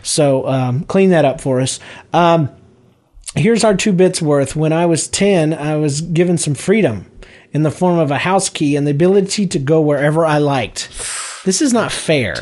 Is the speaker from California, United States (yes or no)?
no; Georgia, United States; We're all from Georgia